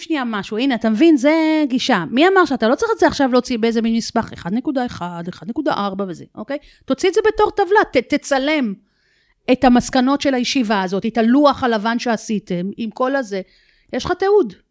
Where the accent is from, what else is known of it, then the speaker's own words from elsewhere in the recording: Israel; אנחנו ישראלים